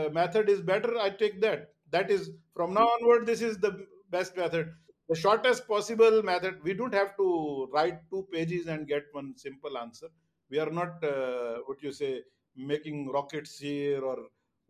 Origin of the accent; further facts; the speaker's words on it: Pakistan; now in Dubai, United Arab Emirates; I'm Pakistani